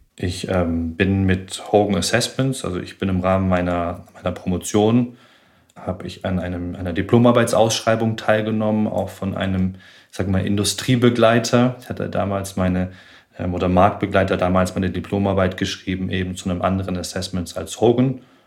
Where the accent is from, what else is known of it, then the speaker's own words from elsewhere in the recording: Tübingen, Baden-Württemberg, Germany; moved away as an adult; Ich bin in Tübingen aufgewachsen